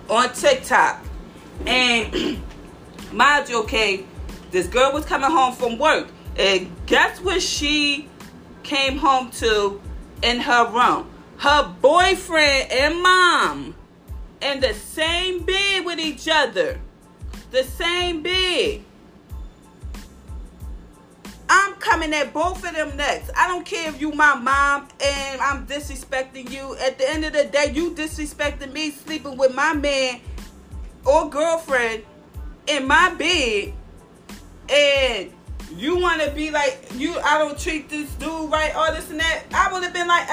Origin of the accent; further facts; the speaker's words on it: Philadelphia, Pennsylvania, United States; I love my hometown